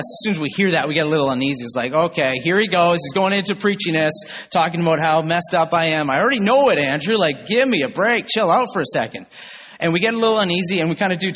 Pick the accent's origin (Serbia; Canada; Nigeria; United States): Canada; Northern Ontario; I grew up in Northern Ontario